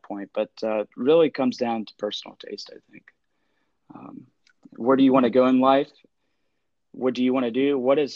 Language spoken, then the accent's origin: English; Columbus, Ohio, United States; born and raised in Columbus, Ohio